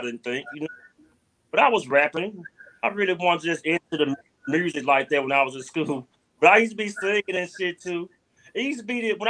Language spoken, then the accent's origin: English; Memphis, Tennessee, United States; also born or lived in Frayser, Memphis; I'm from Fraser, but I grew up in Raleigh